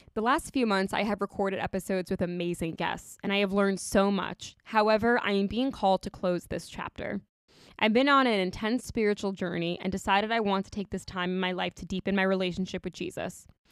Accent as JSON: {"language": "English", "area": "Long Island", "region": "New York", "country": "United States", "tie": "born or raised there", "said": "I grew up on Long Island"}